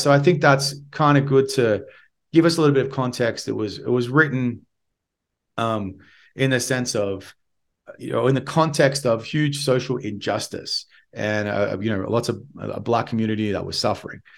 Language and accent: English; Australia; accent: Australian; my Australian accent